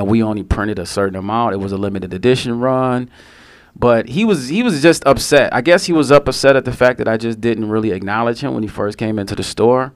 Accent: Detroit, Michigan, United States; I'm from Detroit

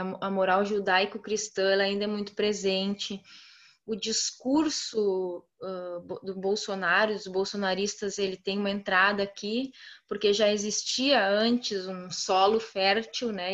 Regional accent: Santa Clara do Sul, Rio Grande do Sul, Brazil; moved away as an adult; also born or lived in Porto Alegre; eu estou numa cidade de 7 mil habitantes no interior do Rio Grande do Sul, uma cidade onde eu nasci

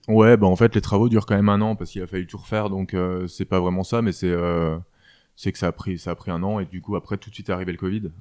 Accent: Alsace, Grand Est, France; moved away as an adult; also born or lived in Strasbourg / Rosheim / Roppenheim / Paris; J'ai grandi euh, d'abord dans le sud Alsace, euh, à côté d'Aubernay, dans un petit village qui s'appelle Rossheim. Mhm. Et j'ai ensuite euh, déménagé à Roppenheim, dans le nord de l'Alsace

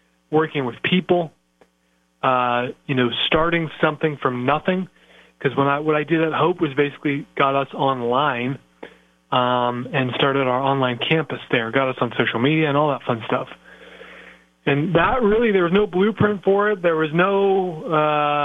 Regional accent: Iowa, United States; I am from Iowa, yes, the great state of Iowa.

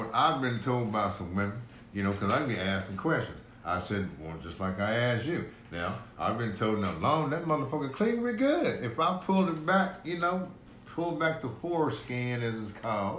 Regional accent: Corpus Christi, Texas, United States; I was born and raised in Hillcrest.

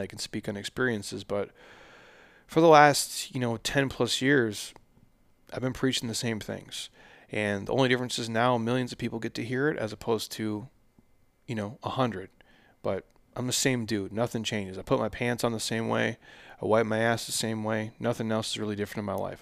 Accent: Midwest, United States; I grew up in the Midwest

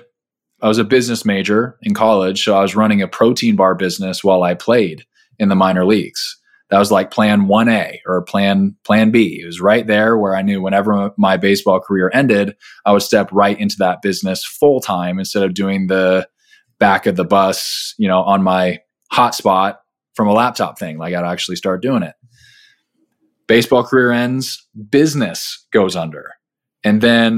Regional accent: Southern California, United States; I grew up in Southern California

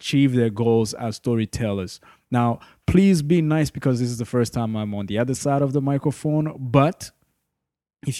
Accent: Burundi; now in Canada; born in Burundi, born and raised in Burundi. I've been living in Canada for better half of my life.

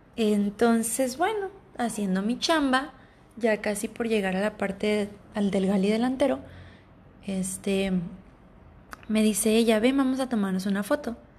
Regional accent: Ciudad Obregón, Sonora, Mexico; cercana de la ciudad natal de donde yo soy, yo soy de Ciudad Obregón, Sonora, México, municipio de Cajeme

